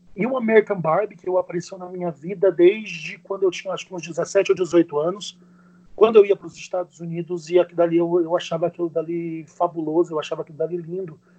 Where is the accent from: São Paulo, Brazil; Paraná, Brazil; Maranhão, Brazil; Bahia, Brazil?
Maranhão, Brazil; São Luís; Eu sou nascido e criado em São Luís do Maranhão